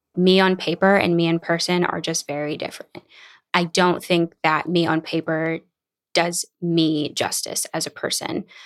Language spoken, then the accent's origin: English; New Orleans, Louisiana, United States; moved away as an adult; also born or lived in Boston; now in Los Angeles, United States; growing up in New Orleans, I went to college in Boston, and then I moved to L